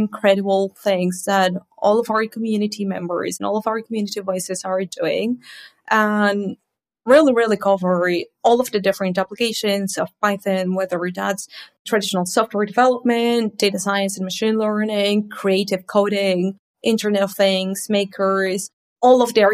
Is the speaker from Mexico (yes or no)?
yes; Mexico; now in Manchester, United Kingdom; live in the UK. But I'm originally from Mexico